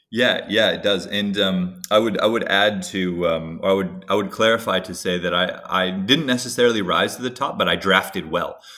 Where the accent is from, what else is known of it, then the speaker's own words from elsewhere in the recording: Hawaii, United States; growing up in Hawaii